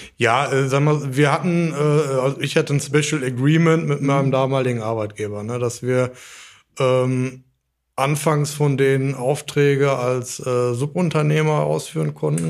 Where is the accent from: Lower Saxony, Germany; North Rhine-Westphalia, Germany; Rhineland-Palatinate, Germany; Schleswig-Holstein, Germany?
North Rhine-Westphalia, Germany; Dortmund; moved away as an adult; now in Kirchhellen, Germany; Äh, ich bin aufgewachsen in Dortmund